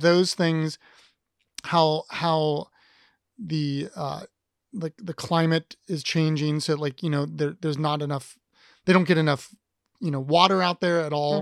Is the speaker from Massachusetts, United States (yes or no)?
no; Columbus, Ohio, United States; I come from Columbus, so, which is bigger city than most people think that it is